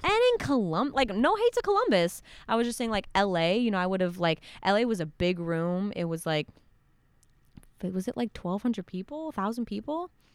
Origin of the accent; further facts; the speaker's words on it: Montreal, Quebec, Canada; I consider Montreal my hometown just because, like, I grew up right outside of it, and I went to school in Montreal